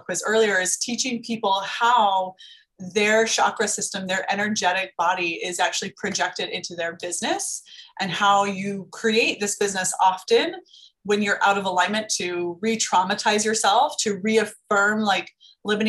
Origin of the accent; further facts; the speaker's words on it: Las Vegas, Nevada, United States; I'm from Las Vegas. We have a lot of day clubs, nightclubs, like getting your lashes done is very common here.